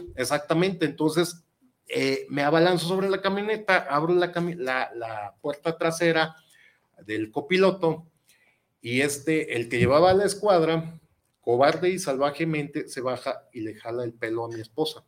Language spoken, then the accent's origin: Spanish; Guadalajara, Jalisco, Mexico; yo soy tapatío de Hueso Colorado